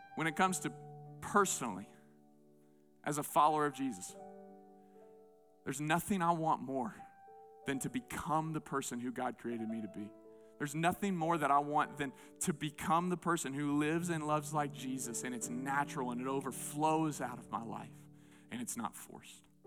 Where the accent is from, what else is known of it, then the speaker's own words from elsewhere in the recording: southeastern United States, United States; moved away; I grew up in the Bible Belt, southeastern part of the United States